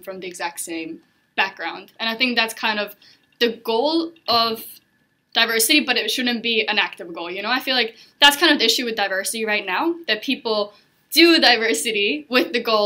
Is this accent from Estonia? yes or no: yes; Estonia; moved away as an adult; now in Hong Kong; I'm originally from Estonia, but I moved out to Hong Kong 2 years ago